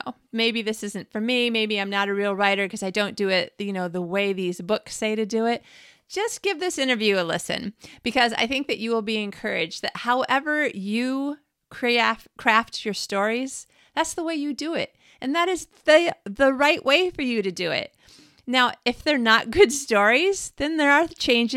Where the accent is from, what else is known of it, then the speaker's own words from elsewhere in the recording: Michigan, United States; moved away as an adult; now in Sweden; I'm from Michigan